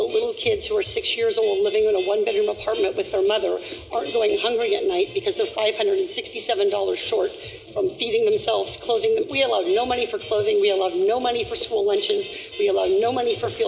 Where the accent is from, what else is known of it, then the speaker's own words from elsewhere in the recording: Irvine, California, United States; I found a job in my hometown of Irvine at J.P. Morgan Chase.